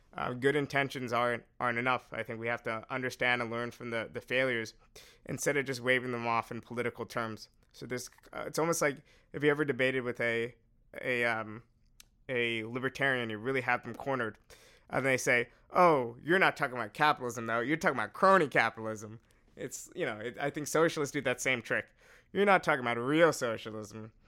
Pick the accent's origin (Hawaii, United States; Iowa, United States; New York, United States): New York, United States; I'm from New York